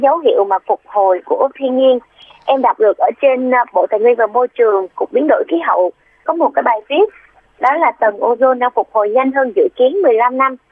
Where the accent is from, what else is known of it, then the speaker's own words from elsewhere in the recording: Vung Tau, Ba Ria-Vung Tau, Vietnam; moved away; vũng tàu là quê của